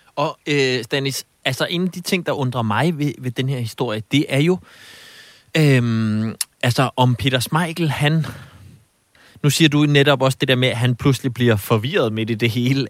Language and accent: Danish; Zealand, Denmark; nu er jeg jo selv øh, født og opvokset på Sjælland